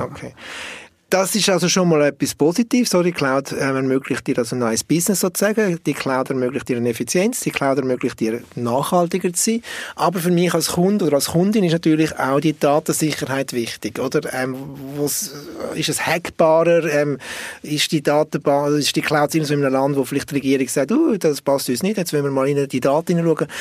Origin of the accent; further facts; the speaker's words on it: Switzerland; als Schweizer Bünzli